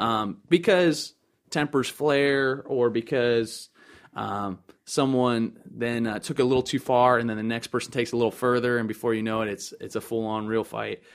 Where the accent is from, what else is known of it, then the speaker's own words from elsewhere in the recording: Timonium, Maryland, United States; also born or lived in Lakeland, Florida; I'm originally from the county of Baltimore, uh, North Area or Timonium